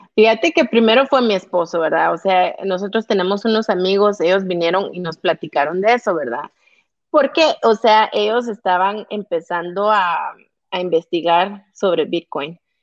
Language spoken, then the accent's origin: Spanish; Guatemala; como guatemalteca y como mujer